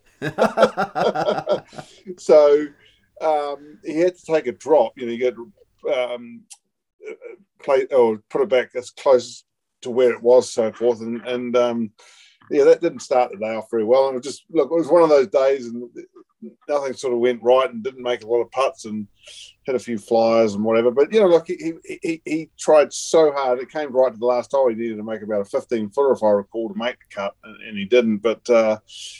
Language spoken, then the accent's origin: English; New Zealand; being a Kiwi